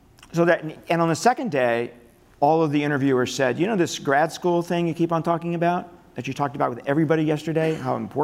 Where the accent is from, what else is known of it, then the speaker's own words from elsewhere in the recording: Northeast Ohio, United States; I grew up in Northeast Ohio.